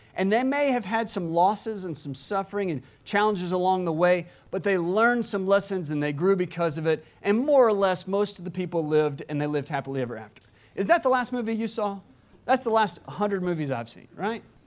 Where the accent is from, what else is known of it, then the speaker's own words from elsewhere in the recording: Alabama, United States; moved away; my home state of Alabama